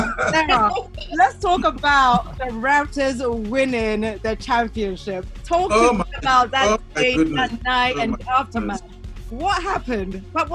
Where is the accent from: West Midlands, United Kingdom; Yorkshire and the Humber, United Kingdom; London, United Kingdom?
London, United Kingdom; also born or lived in Africa; because I'm from North London.